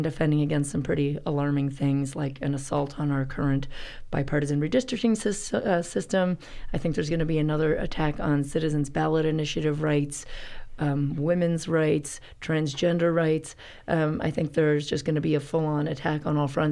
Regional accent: Canada; now in Boise, United States; I'm from Canada

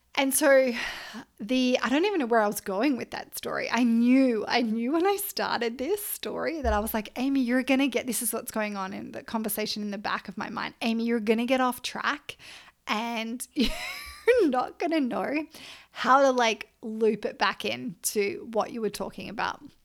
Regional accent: Australia; I'm Australian

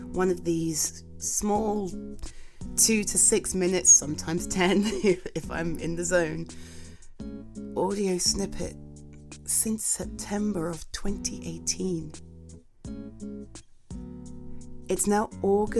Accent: England, United Kingdom; I'm UK based, if you weren't aware, I'm from England

